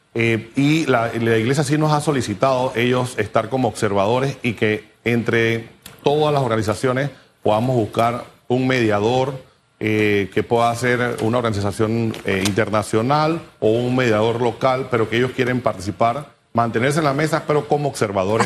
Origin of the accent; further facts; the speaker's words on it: Panama; como panameños